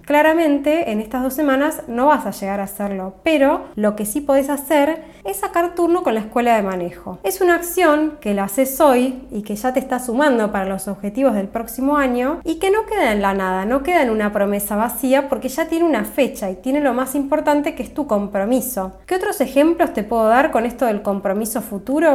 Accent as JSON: {"language": "Spanish", "town": "La Plata", "region": "Buenos Aires Province", "country": "Argentina", "tie": "born or raised there", "said": "Desde Argentina, específicamente desde La Plata, mi ciudad natal"}